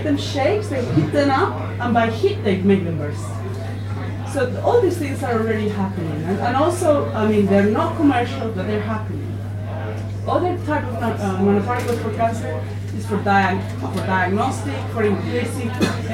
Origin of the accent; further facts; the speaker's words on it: Spain; moved away as an adult; also born or lived in Japan; now in Oxford, United Kingdom; I'm from Spain